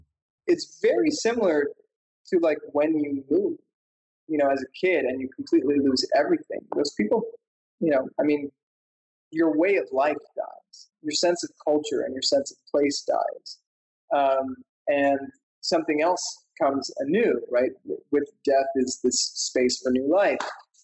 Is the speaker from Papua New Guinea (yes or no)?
no; Mauritius; also born or lived in Washington, D.C.; Mauritian. A lot of people think I'm Indian. And even though I have Indian roots, I don't really have like that much of a connection to India. And I also spent 5 years of my childhood growing up in Washington, D.C.